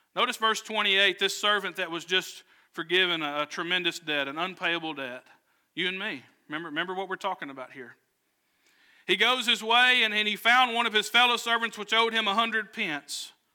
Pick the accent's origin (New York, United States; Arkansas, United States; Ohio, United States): Arkansas, United States; Southwest; I grew up in Southwest Arkansas